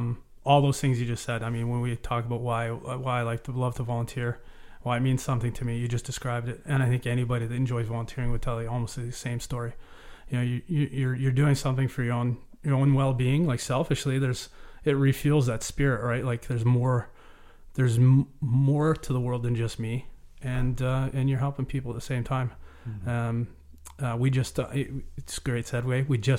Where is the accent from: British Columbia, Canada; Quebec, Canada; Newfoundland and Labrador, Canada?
British Columbia, Canada; Cobble Hill; also born or lived in Cowichan Valley; So I was raised in Vancouver Island, in Cobble Hill. My father was RCMP officer, very prominent in the community.